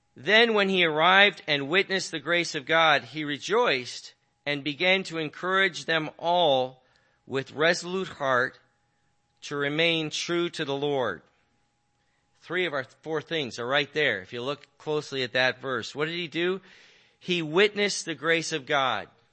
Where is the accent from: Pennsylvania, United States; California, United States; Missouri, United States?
California, United States; I'm from California